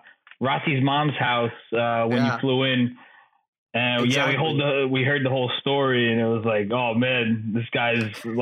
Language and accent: English; United States; also born or lived in Poland; I was born in America, my friend.